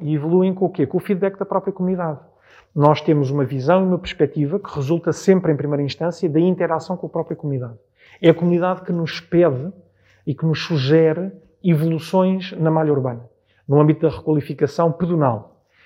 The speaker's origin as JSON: {"language": "Portuguese", "country": "Portugal", "tie": "born or raised there", "said": "poder morar na freguesia que sirvo, para além de ter sido a freguesia onde nasci e onde vivi toda a minha vida praticamente"}